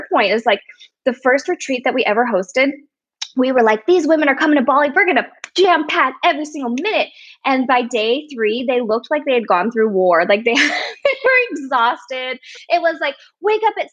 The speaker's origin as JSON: {"language": "English", "country": "United States", "said": "I'm Chinese American"}